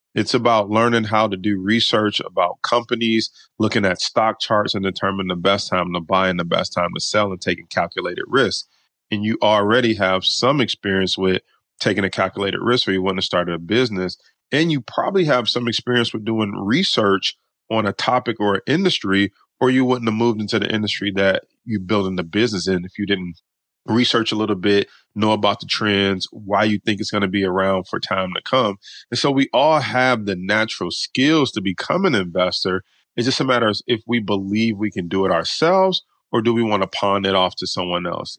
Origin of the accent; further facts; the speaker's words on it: Detroit, Michigan, United States; we grew up pretty poor in Detroit, Michigan